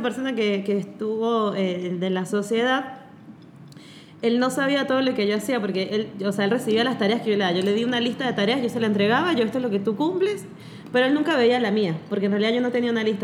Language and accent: Spanish; Venezuela; moved away; soy venezolana